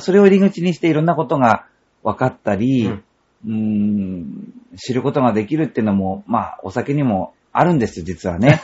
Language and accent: Japanese; Noto Peninsula, Ishikawa, Japan; moved away; 石川県出身